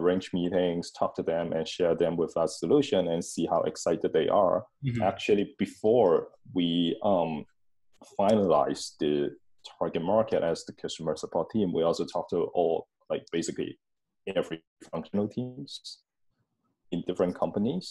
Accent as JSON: {"language": "English", "country": "Hong Kong", "tie": "born or raised there", "moved": "as an adult", "lives_now": "Tallinn, Estonia", "said": "my hometown, Hong Kong"}